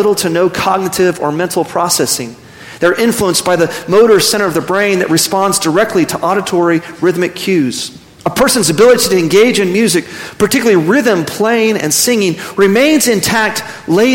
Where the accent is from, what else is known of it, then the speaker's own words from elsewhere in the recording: Midland, Texas, United States; now in Amarillo, United States; I grew up in West Texas. I actually grew up in Midland, 4 hours south of here